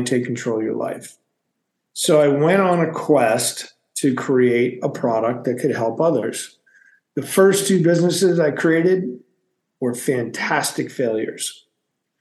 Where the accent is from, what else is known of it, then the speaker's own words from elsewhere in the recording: Massachusetts, United States; moved away as an adult; also born or lived in San Francisco; I was born and raised in Massachusetts, so went from the East Coast to the West Coast of the United States